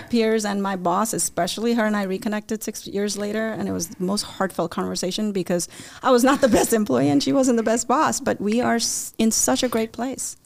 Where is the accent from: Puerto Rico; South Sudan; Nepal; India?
India; also born or lived in Chicagoland area; now in Chicago, United States; I grew up in India